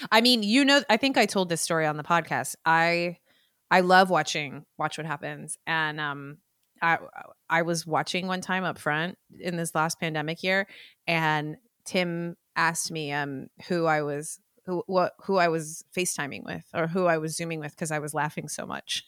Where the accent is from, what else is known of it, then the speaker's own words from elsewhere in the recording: the Bay Area, California, United States; I'm from the Bay